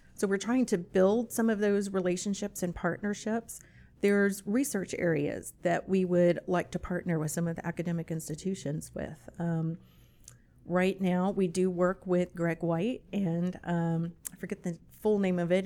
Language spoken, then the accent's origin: English; San Antonio, Texas, United States; moved away as an adult; also born or lived in Virginia; I'm actually originally from San Antonio, so this is home